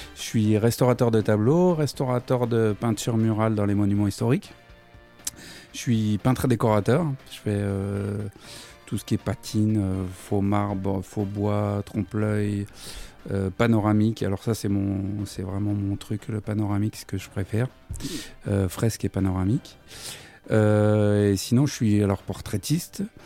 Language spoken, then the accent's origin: French; Versailles, Île-de-France, France; born or raised there; also born or lived in Paris / Montreuil